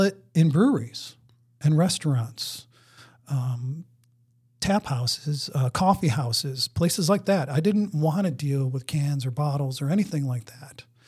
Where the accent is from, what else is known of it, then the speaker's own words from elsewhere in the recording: Buffalo, New York, United States; now in Maryland, United States; I'm from Buffalo. S, when I was growing up, going to grade school, I made maple syrup.